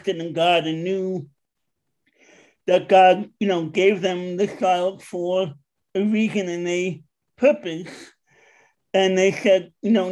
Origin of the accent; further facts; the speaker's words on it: New York, United States; now in West Chester, Pennsylvania, United States; I'm from originally from New York, but I'm now living in Westchester, Pennsylvania